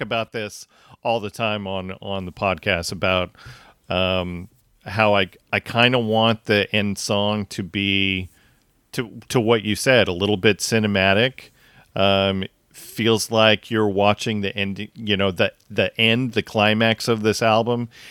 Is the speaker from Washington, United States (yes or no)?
yes; Tacoma, Washington, United States; We grew up in the Tacoma area